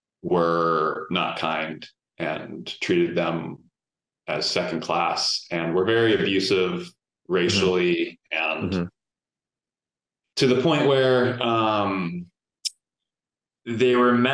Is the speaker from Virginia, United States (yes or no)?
no; Houston, Texas, United States; people who also have from Houston have never told me specifically, I'm from Houston, I've never heard that story in my life.